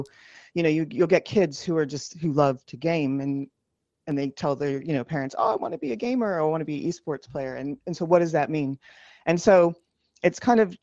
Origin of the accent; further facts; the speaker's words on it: United States; also born or lived in New York / California; now in New Zealand; I grew up in New York and California